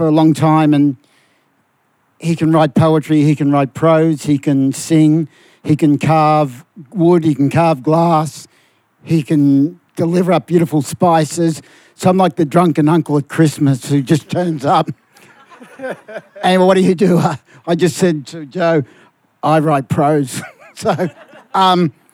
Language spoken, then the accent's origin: English; Melbourne, Victoria, Australia; I come from Fitzroy